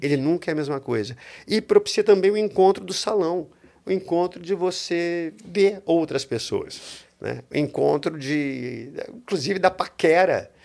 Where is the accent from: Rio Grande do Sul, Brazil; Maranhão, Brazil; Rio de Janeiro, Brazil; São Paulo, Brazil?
São Paulo, Brazil; Eu nasci em São Paulo